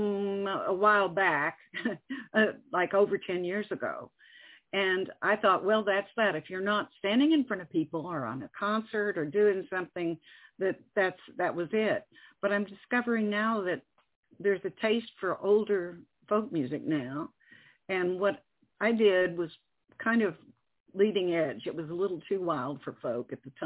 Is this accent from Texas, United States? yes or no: yes; Texas, United States; moved away as an adult; also born or lived in New York; now in Northwest Arkansas, United States; I was born in New York, raised in Texas mostly, and have traveled all over